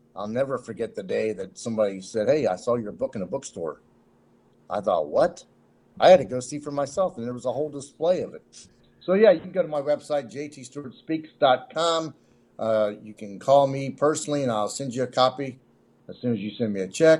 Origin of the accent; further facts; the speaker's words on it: Cincinnati, Ohio, United States; also born or lived in Nashville; I'm from Cincinnati, but I'm in Nashville, uh, down here a lot.